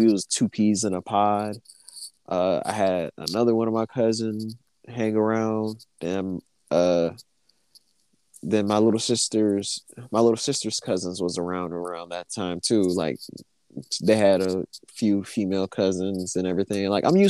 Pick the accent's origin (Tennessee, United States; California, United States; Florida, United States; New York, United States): Tennessee, United States; Memphis; we grew up in Memphis, so we was around nothing but black people.